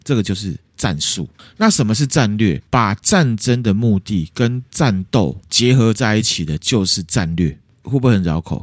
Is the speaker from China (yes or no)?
no; Taiwan; 我们台湾人还有一大部分的人并没有这样的认知